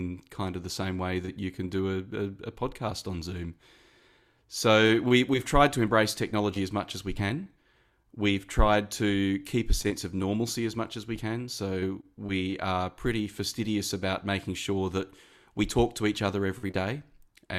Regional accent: Mandurah, Western Australia, Australia; also born or lived in Perth; now in Sydney, Australia; I'm originally from Mandurah in Western Australia, a city about an hour south of Perth.

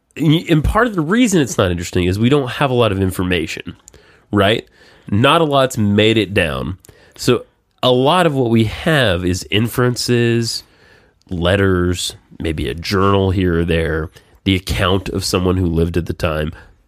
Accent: the South, United States; I did grow up listening to the wrong side of it. I am from the South.

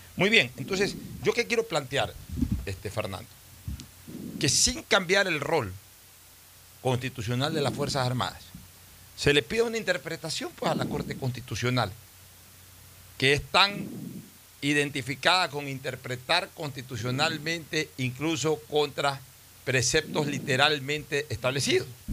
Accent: Ecuador

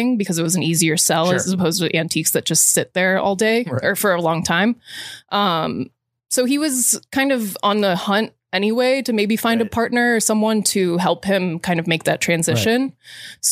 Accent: Florida, United States; moved away; growing up in Florida

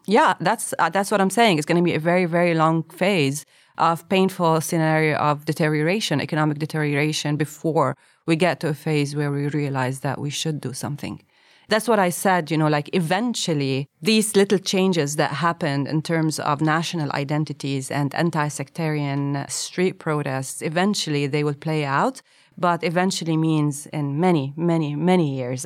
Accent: Lebanon; I grew up in Lebanon between the South and, and, and, uh, Beirut

